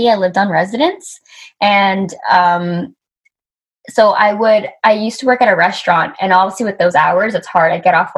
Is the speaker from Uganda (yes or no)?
no; Vancouver, British Columbia, Canada; I grew up in Vancouver.